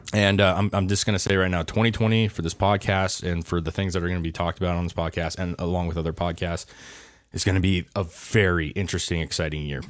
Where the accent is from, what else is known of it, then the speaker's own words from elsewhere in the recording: United States; we, as an American country